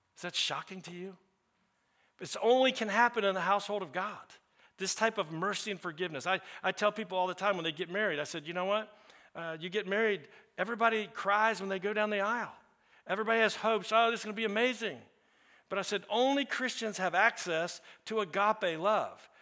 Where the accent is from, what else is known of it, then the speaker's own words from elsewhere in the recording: the South, United States; I'm also from the South